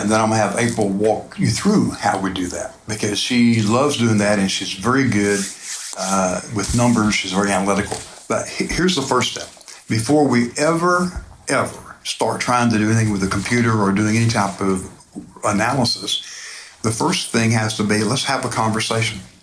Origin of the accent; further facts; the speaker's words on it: Phoenix Springs area, Florida, United States; where I grew up over in the Phoenix Springs area